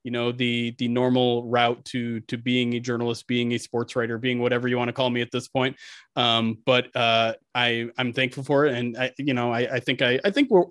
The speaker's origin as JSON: {"language": "English", "region": "Michigan", "country": "United States", "tie": "born or raised there", "said": "I grew up here in Michigan"}